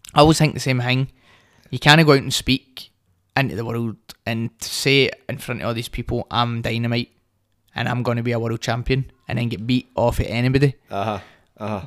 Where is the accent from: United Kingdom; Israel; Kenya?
United Kingdom; Hamilton, Scotland; also born or lived in Glasgow West End / Bearsden / Greenock; I grew up in Hamilton, I moved to the West End, then I moved to Bearsden